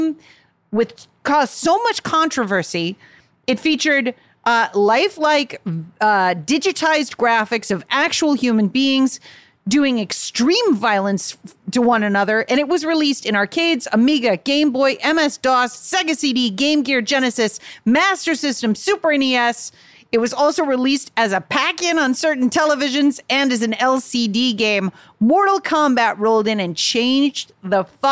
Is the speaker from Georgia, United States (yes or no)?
no; Chicago, Illinois, United States; I grew up in Chicago